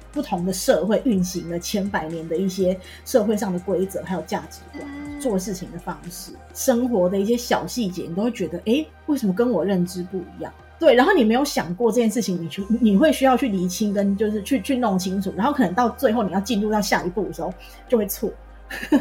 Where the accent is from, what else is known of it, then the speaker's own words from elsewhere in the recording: Taiwan; moved away as an adult; now in United States; 我们台湾人就是你知道，比较，比较活泼热情冷静一点